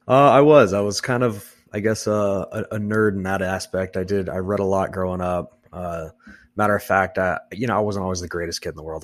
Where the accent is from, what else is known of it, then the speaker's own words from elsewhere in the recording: Texas, United States; moved away as an adult; now in Nebraska, United States; I'm not actually from Nebraska, I'm from Texas.